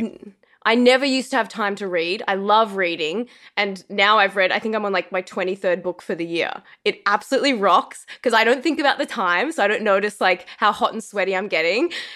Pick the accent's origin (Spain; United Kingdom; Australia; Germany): Australia; moved away as an adult; also born or lived in Los Angeles; being an Australian in Los Angeles